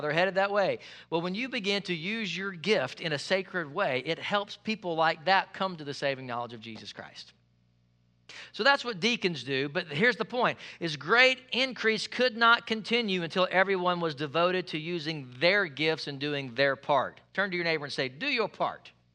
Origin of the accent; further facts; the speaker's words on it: United States; I'm American